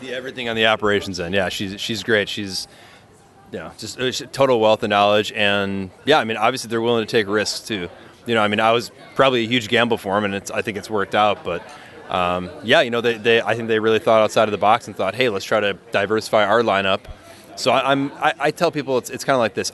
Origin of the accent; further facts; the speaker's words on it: Milwaukee, Wisconsin, United States; moved away as an adult; also born or lived in Stevens Point, Wisconsin / Madison, Wisconsin; now in California, United States; I was born in Milwaukee, Wisconsin. Um, you know, I went to school just north of Milwaukee